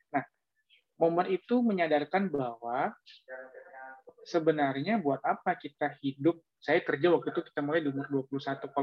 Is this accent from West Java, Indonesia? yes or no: no; Jakarta, Indonesia; Oh Malang saya kuliah mas. Saya besar di Jakarta kok.